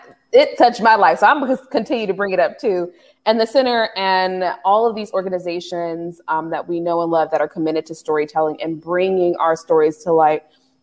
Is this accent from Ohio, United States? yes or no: yes; Cleveland, Ohio, United States; also born or lived in Los Angeles; I'm from Ohio City. It was black and brown when I was growing up, right?